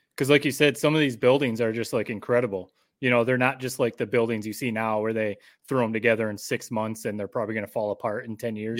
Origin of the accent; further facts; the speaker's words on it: Michigan, United States; now in Connecticut, United States; born and raised in Michigan